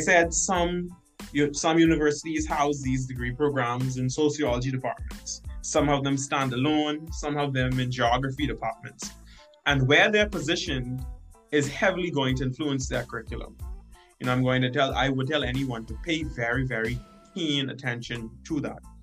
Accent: Bahamas; moved away as an adult; now in North Dakota, United States; I'm from the Caribbean, hot, climate.

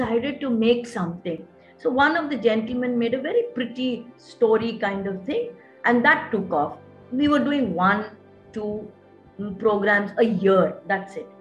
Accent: Visakhapatnam, Andhra Pradesh, India; moved away as an adult; also born or lived in Bahrain; Vizag is my hometown, and my granny, my mom, and all of them are here.

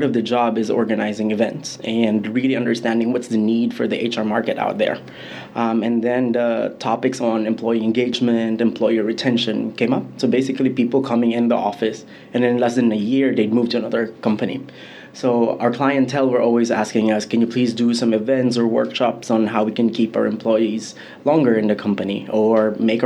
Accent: Philippines; moved away as an adult; now in Vietnam; I'm originally from the Philippines, but I've been in Vietnam for the last 8 years.

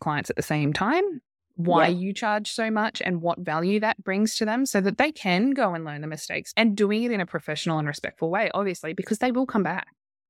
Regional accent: Australia; we're Australian.

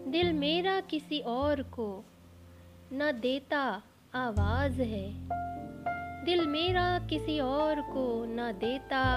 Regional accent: Lucknow, Uttar Pradesh, India; मैं लखनऊ से ताल्लुक़ रखती हूँ

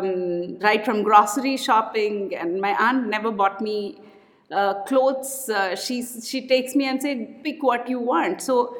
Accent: Kakinada, Andhra Pradesh, India; now in Bangalore, India; I'm from Andhra, a place called Kakinada.

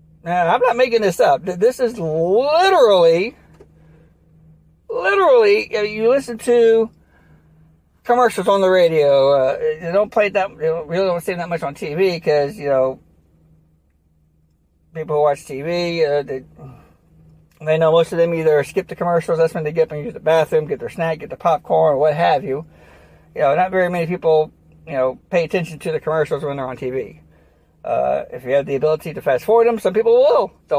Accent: United States; as an American

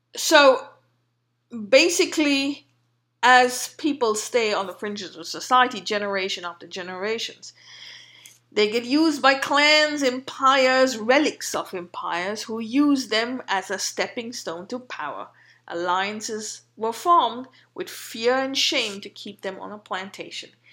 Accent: India

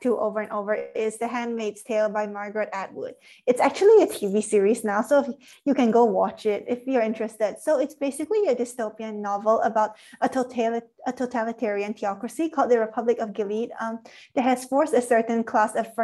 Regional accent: Singapore; I'm from Singapore

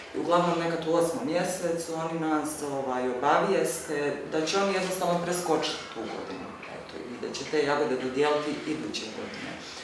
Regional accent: Stolac, Federation of Bosnia and Herzegovina, Bosnia & Herzegovina; ja dolazim iz Stoca

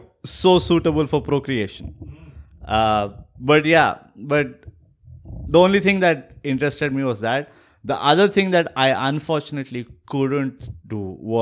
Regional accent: Punjab, Pakistan; And I was like, Punjabis, we come from Pakistan.

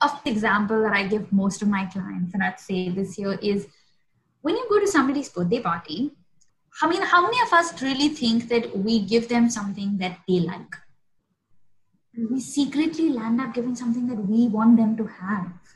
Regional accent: Mumbai, Maharashtra, India; I grew up in South Bombay

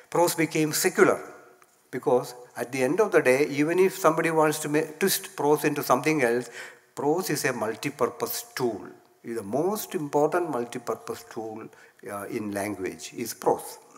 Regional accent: Kottayam, Kerala, India; my hometown Kottayam

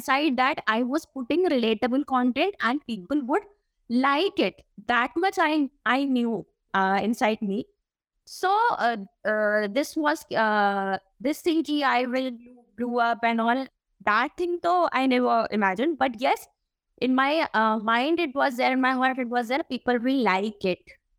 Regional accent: Delhi, India; From Delhi, yeah.

